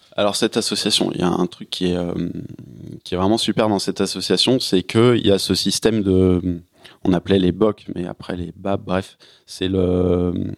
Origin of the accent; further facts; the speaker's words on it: Paris suburbs, Île-de-France, France; en tant que Parisien